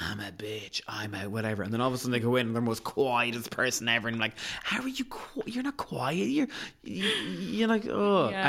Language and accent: English; Leinster, Ireland; And I'm from Meath, and I will stick my colours to it.